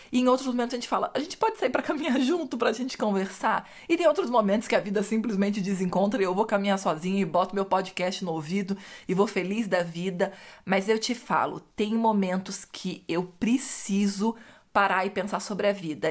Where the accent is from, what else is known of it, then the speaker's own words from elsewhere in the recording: Rio de Janeiro, Brazil; eu cresci no Rio de Janeiro